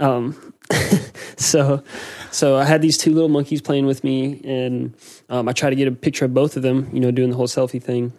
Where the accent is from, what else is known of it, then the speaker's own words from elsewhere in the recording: United States; moved away; I'm American